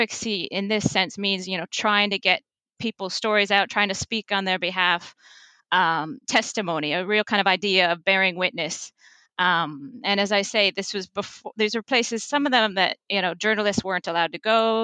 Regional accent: the Midwest of the United States, United States; moved away as an adult; you might be able to tell from my accent. I grew up in the Midwest of the United States

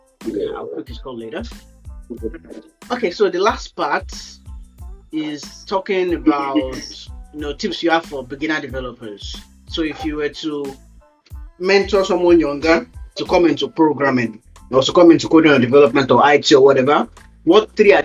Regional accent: Ibadan, Oyo, Nigeria; I grew up in Ibadan, so I know I know how it looks like.

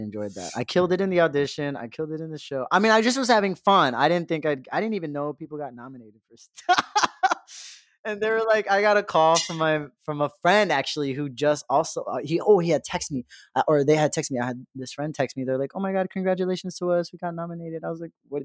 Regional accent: Chicago, Illinois, United States; born and raised in Chicago, mainly on the South, Southwest side

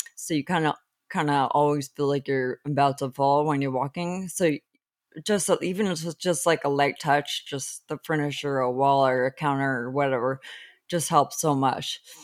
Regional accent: Los Angeles, California, United States; I was raised in Los Angeles

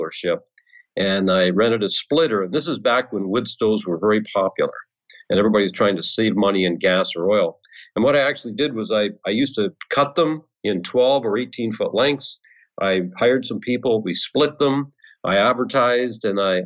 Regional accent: Peterborough, Ontario, Canada; I was born and raised in Peterborough, Ontario

